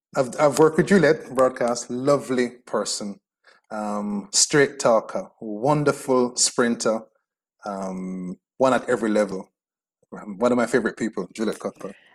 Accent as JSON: {"language": "English", "town": "Spanish Town", "region": "Saint Catherine", "country": "Jamaica", "said": "I'm from Spanish Town"}